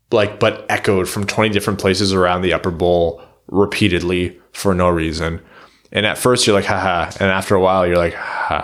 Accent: Windsor, Ontario, Canada; I was born and raised in Windsor, Ontario, so I can see Joe Louis Arena from my house.

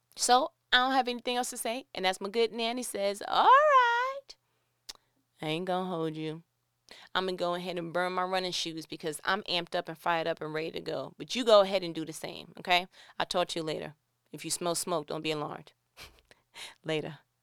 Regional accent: New York, United States; moved away as an adult; born and raised in New York

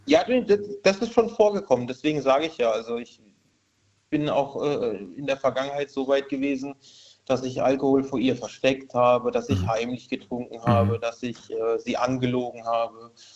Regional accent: Karlsruhe, Baden-Württemberg, Germany; moved away as an adult; now in Rülzheim, Germany; aufgewachsen in Karlsruhe, groß geworden

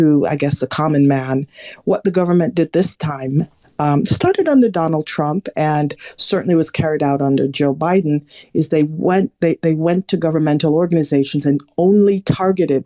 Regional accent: Jamaica; now in United States; I'm Jamaican born, I don't live in Jamaica, I live in America

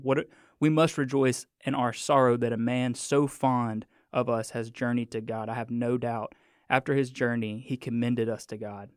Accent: Mississippi, United States; I'm from Mississippi

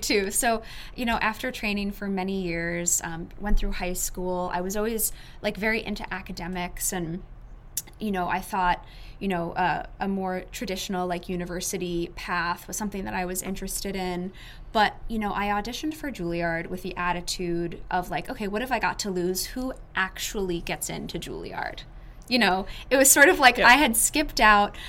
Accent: a suburb just outside Manhattan, New York, United States; I'm based in New York City. I was born just outside of Manhattan in a small suburb.

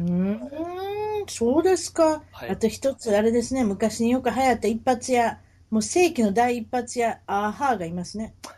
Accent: Kansai, Japan; 関西人ですから

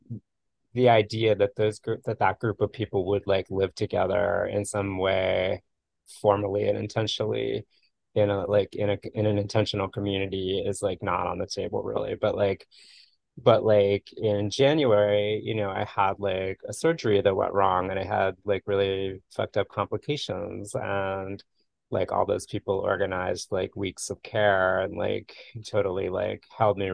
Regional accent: Florida, United States; moved away as an adult; also born or lived in Bay Area, California; Like my childhood experience of growing up in Florida was a sense of like great isolation. I lived in like a small in a suburban town north of Miami

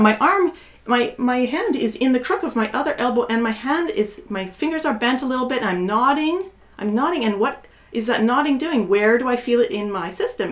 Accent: Canada; moved away as an adult; also born or lived in Bay Area, United States; now in Portland, United States; I was from Canada

